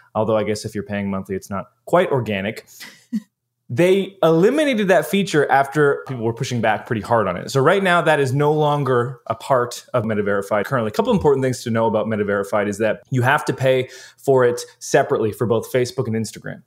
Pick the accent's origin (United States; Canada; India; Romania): Canada; as a Canadian